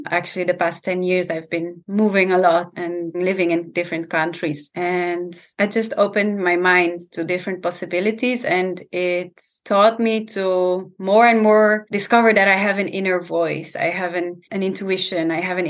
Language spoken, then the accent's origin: English; Italy; I grew up, my parents are Dutch, but I grew up in Italy because they were traveling a lot and they created their dream where they started an organic farm in Italy. That's where I grew up.